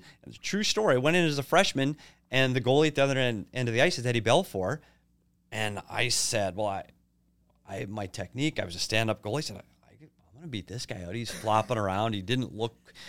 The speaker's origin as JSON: {"language": "English", "region": "Minnesota", "country": "United States", "said": "And I'm not naive enough to know that I'm from Minnesota."}